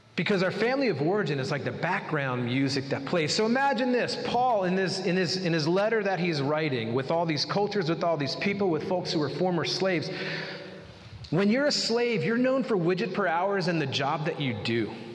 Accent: United States; as Americans, we really wrestle with busyness

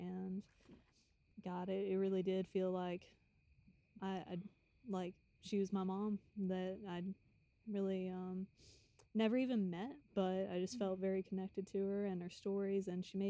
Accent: the South, United States; moved away; also born or lived in the North (US); I'm originally a Southerner. I was a transplant for many years up north

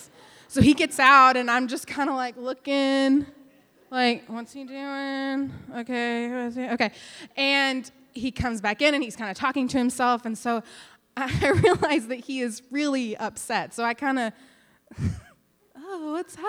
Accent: West Texas, United States; I grew up in West Texas

